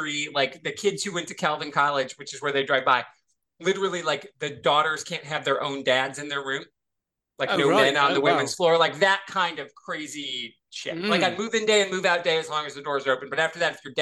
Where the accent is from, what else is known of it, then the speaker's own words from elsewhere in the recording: Michigan, United States; I'm from Michigan